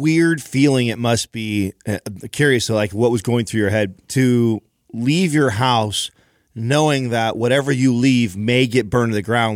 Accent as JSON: {"language": "English", "town": "Don Pedro", "region": "California", "country": "United States", "tie": "born or raised there", "moved": "yes", "said": "where I grew up in Don Pedro"}